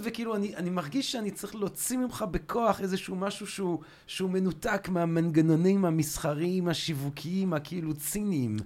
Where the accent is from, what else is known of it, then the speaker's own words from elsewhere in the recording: Antwerp, Flanders, Belgium; moved away; אני גדלתי ב- בלגיה בשנות ה-שמונים